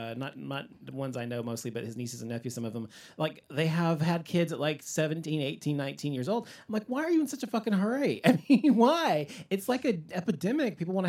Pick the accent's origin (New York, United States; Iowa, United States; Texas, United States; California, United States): Texas, United States; Dallas; I grew up in Dallas